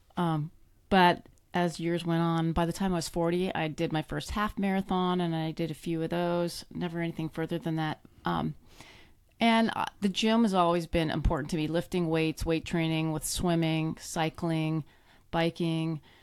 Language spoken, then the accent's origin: English; Canada; moved away; I grew up in Canada, um, born and raised in the cold climates